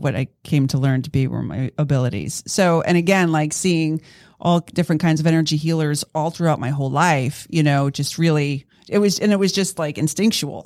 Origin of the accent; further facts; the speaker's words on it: East Coast, United States; moved away as an adult; I grew up on the East Coast